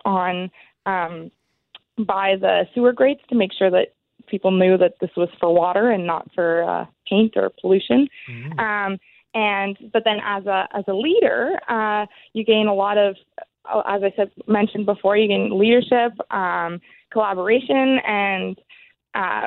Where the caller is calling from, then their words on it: Toronto, Ontario, Canada; I'm calling from Toronto